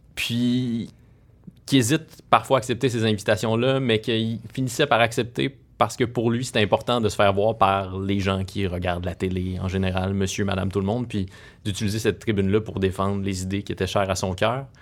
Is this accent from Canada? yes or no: yes; Rouyn-Noranda, Quebec, Canada; j'ai grandi à Rouen-Noranda